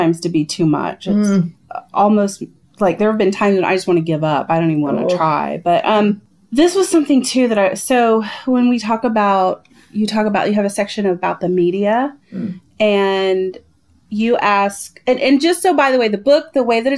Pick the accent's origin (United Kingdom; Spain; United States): United States; the South; I grew up in the South